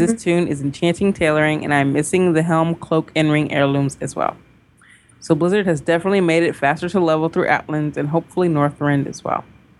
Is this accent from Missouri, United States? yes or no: yes; Kansas City, Missouri, United States; now in Atlanta, United States; I had lived in the Atlanta area... over 20 years, but I'm originally from Kansas City.